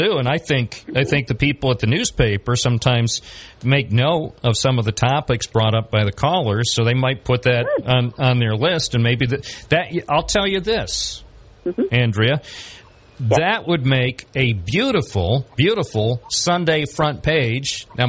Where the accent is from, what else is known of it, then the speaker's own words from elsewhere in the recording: Binghamton, New York, United States; I was born in Binghamton and I love everything about Binghamton.